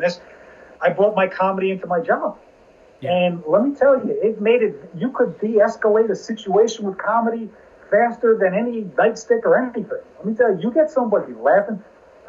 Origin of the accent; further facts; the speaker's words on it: New Jersey, United States; also born or lived in Virginia; I'm from Jersey.